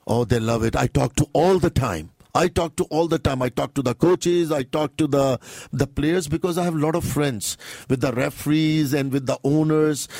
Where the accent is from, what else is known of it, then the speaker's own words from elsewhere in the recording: India; now in Toronto, Canada; I'm a Sikh from India